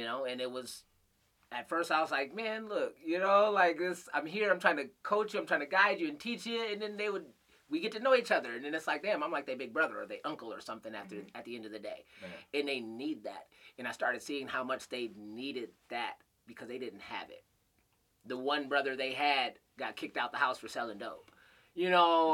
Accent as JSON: {"language": "English", "town": "Flint", "region": "Michigan", "country": "United States", "tie": "born or raised there", "also_born_or_lived": "Grand Rapids, Michigan", "moved": "yes", "said": "when I was growing up in Flint, though, it was 80% black in the schools"}